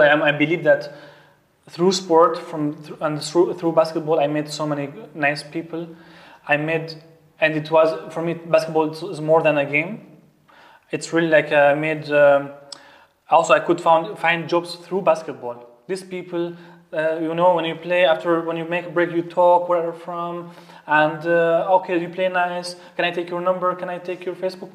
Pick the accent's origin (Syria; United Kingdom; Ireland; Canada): Syria; English is a second language; moved away as an adult; now in Austria; I am from Syria. Um, I came to Austria almost now, if I can count the years, maybe seven, seven years already